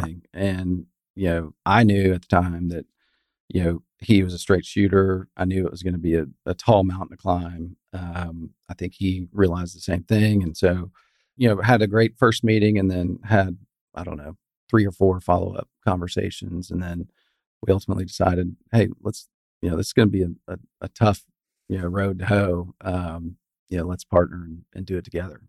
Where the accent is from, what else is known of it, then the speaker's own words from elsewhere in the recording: West Texas, United States; moved away as an adult; also born or lived in Houston / Fort Worth; I grew up in West Texas